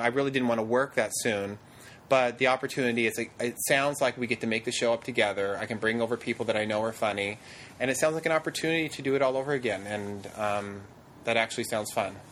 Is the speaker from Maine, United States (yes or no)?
no; Fairbanks, Alaska, United States; moved away; I really am from a very small town of Fairbanks